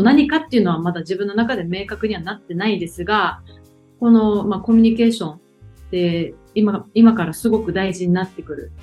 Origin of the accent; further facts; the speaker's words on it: Okinawa, Japan; 沖縄出身ということもありますし